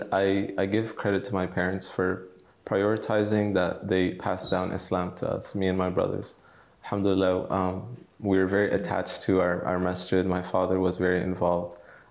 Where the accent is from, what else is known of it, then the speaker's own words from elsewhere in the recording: Dallas, Texas, United States; Yeah. So I was born and raised in Dallas, Texas, the United States. And my father is from Algeria and my mother is from Tunisia, but they met in California. And then they moved to Texas shortly before I was born.